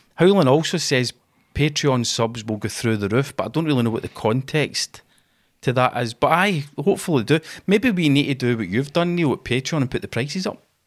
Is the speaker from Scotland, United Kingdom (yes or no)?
yes; Glasgow, Scotland, United Kingdom; we're Scottish guys. We're both from Glasgow